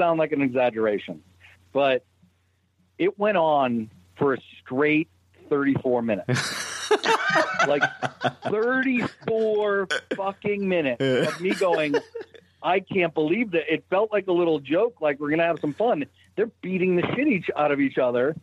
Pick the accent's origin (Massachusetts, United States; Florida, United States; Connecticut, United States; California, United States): Massachusetts, United States; Brockton; accent: Boston; I come from Brockton